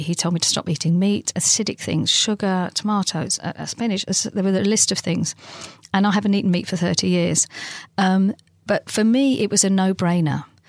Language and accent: English; London, United Kingdom; my next door neighbour growing up in London